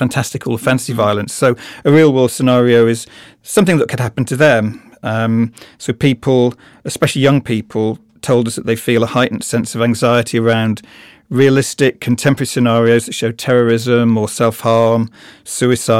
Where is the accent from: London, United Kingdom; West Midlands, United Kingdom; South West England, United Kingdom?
West Midlands, United Kingdom; Birmingham; in Birmingham, where I am from the West Midlands